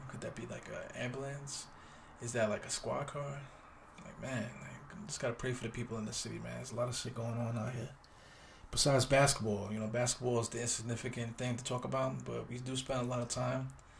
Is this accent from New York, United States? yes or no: yes; New York City, New York, United States; I'm from East New York, Brooklyn.